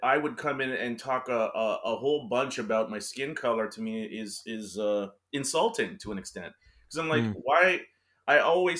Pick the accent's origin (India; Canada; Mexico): Canada; I just look kind of more or less Hispanic, I suppose you could say. It really irked me, the idea that I'm a Canadian. My mom is from Guyana, but I never identify myself as Guyanese, because I'm not. I've only been to Guyana once.